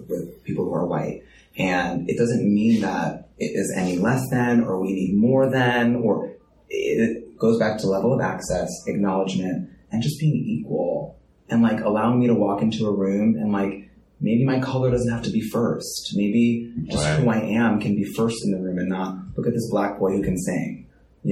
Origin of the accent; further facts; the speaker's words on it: United States; first language French; English is a second language; I was born in America.